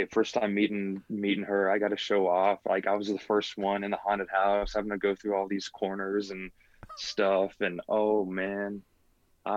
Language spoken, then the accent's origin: English; Georgia, United States; moved away as an adult; now in Columbia, United States; We're from Georgia